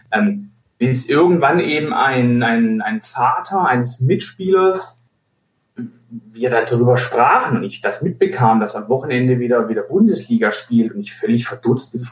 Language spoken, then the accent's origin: German; Stuttgart, Baden-Württemberg, Germany; born there; Ich bin gebürtig aus Stuttgart, sogar aus Bad Cannstatt.